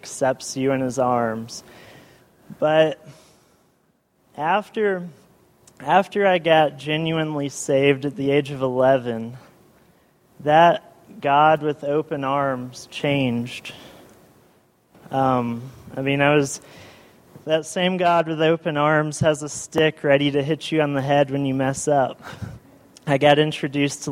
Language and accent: English; Eufaula, Alabama, United States; also born or lived in Columbus, Georgia / Texas; I was born in Columbus, Georgia, went to Texas right after I was born. Texas, we went to a First Baptist church. You know, I just went to, like, Sunday school. I wasn't big enough to go to big church. So then we moved to Eufaula, Alabama.